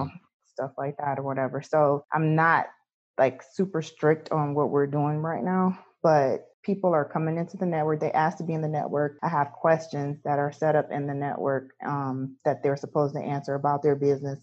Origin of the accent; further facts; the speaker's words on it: Detroit, Michigan, United States; now in Belleville, United States; I'm from Detroit, Michigan, but I'm in Belleville now